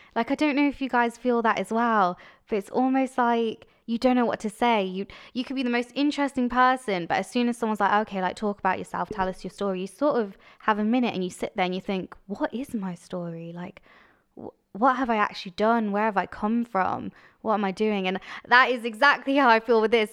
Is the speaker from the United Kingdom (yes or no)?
yes; Coventry, West Midlands, United Kingdom; I was born in Coventry. in what might say is the dodgy ends, but I had an amazing childhood, a great childhood